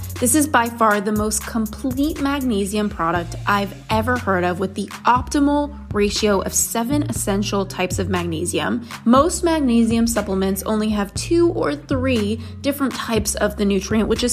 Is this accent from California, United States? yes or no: yes; Los Angeles, California, United States; growing up in Los Angeles and influencer land